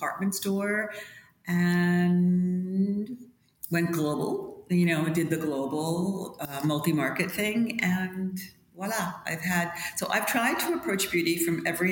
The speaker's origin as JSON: {"language": "English", "area": "Long Island", "region": "New York", "country": "United States", "said": "I'm from New York, yes. Not from Manhattan. I'm from Long Island, a little beach town. But no, I've never moved away except for college."}